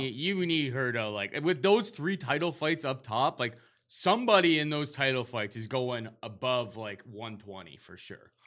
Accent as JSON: {"language": "English", "country": "Canada", "said": "as a Canadian"}